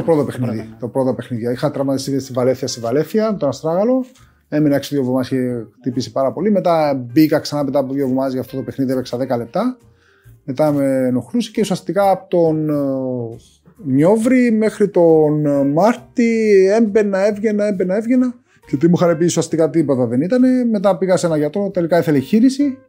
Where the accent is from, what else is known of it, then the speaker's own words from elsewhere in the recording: Cyprus; moved away as an adult; also born or lived in Greece; έφυγα από την Κύπρο τώρα στο τεχνικό και πήγα στο Ηρακλή